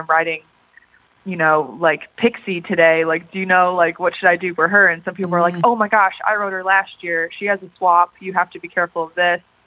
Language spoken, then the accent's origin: English; Harrison Township, Michigan, United States; moved away as an adult; now in Athens, United States; I grew up actually outside of Detroit, Michigan, in this city called Harrison Township